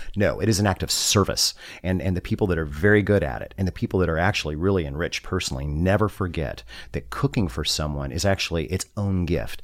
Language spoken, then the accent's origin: English; Southern California, United States; I was born in Southern California